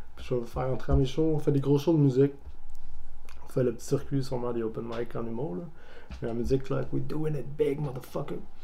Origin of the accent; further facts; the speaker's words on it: Montreal, Quebec, Canada; also born or lived in Repentigny; moi, j'ai grandi à Montréal